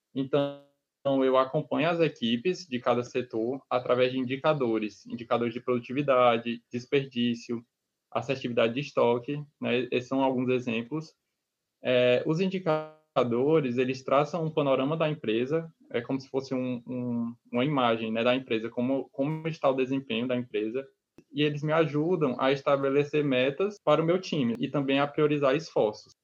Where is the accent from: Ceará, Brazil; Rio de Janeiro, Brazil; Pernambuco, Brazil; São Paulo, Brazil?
Ceará, Brazil; Itapipoca; moved away as an adult; also born or lived in Fortaleza; nascido no interior do estado do Ceará. É, eu sou da cidade de Itapipoca. E eu me mudei para Fortaleza